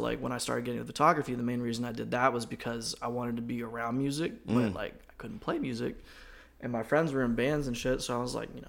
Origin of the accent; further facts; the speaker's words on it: Greensboro, North Carolina, United States; also born or lived in Winston-Salem, North Carolina; I grew up in Greensboro, basically. I just say I'm from Greensboro.